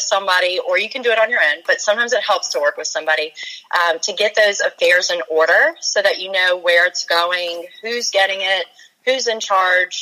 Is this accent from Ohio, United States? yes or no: no; Virginia, United States; also born or lived in Charleston, South Carolina; I grew up in Virginia, so I wanted to come back